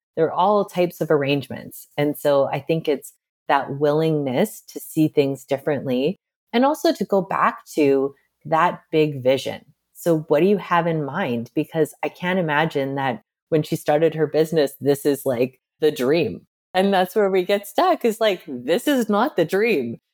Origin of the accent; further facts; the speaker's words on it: Midwest, United States; I'm from the Midwest